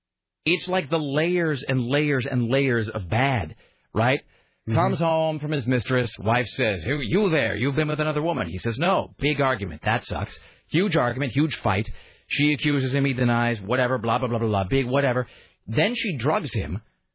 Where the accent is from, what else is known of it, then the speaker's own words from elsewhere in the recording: Kennewick, Washington, United States; also born or lived in Portland; I have a terrible sense of direction, and I'm from the Northwest. I'm from Kennewick, and spent a lot of time in Portland growing up, but I still have no sense of direction.